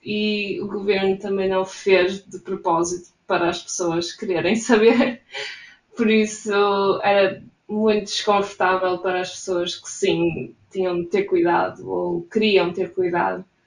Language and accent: Portuguese; Portugal; moved away as an adult; now in Gothenburg, Sweden; sou de Portugal